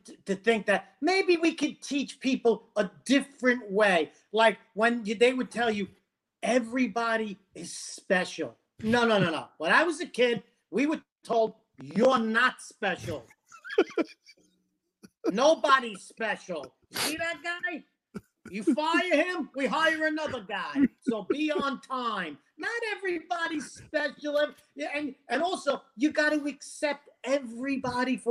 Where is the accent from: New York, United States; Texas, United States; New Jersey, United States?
New York, United States; New York City; now in Florida, United States; I'm from Brooklyn and Bensonhurst, Brooklyn